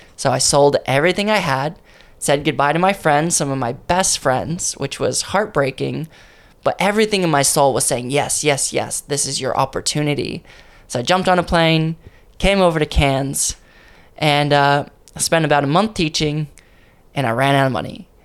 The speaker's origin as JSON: {"language": "English", "town": "Ontario", "region": "California", "country": "United States", "tie": "born or raised there", "also_born_or_lived": "San Bernardino, California", "moved": "yes", "said": "I was born in San Bernardino, um, but basically I was brought up in a place called Ontario"}